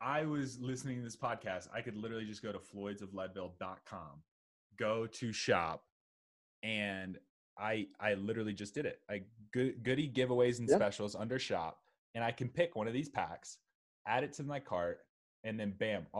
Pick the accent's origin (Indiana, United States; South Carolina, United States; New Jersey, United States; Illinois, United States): South Carolina, United States; I'm from South Carolina, and there's a Chester and there's a Lancaster.